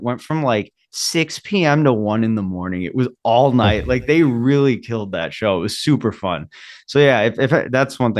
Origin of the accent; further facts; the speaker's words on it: Illinois, United States; now in Milwaukee, United States; I'm from Illinois initially